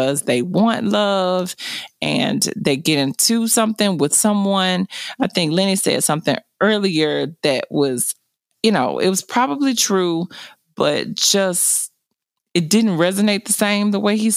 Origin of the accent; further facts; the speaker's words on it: the South, United States; I was raised in the South and I was raised by a grandmother